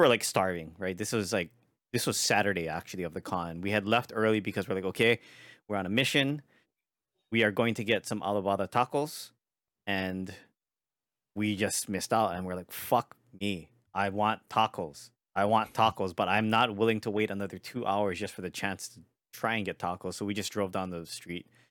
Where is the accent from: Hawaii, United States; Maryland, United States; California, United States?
Hawaii, United States; I'm from Hawaii